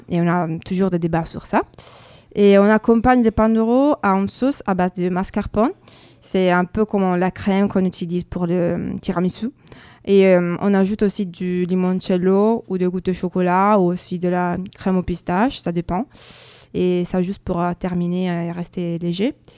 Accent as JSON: {"language": "French", "region": "northern Italy", "country": "Italy", "second_language": "French", "moved": "as an adult", "lives_now": "France", "said": "on est italien"}